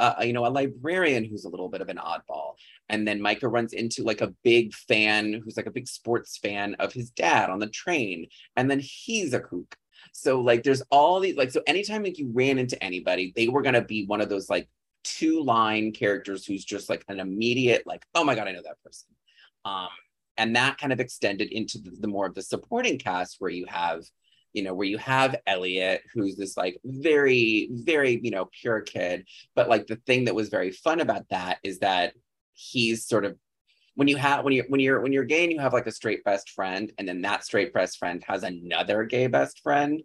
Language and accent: English; Chicago suburbs, Illinois, United States; I'm from the Chicago suburbs where I grew up.